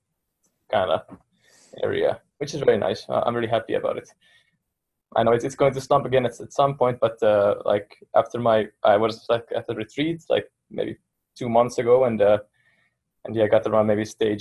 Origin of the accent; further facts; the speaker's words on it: Finland; first language Finnish; English is a second language; I could teach in Finnish very easily, it's my native language.